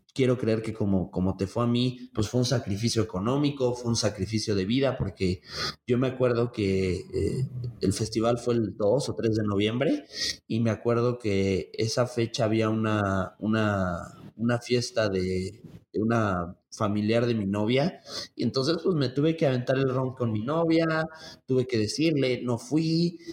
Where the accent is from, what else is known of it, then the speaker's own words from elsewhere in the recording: Mexico City, Mexico; now in Tlaxcala, Mexico; yo soy oriundo de la Ciudad de México, entonces allá, allá, allá crecí la mitad de mi vida soy tlaxcalteca ya por adopción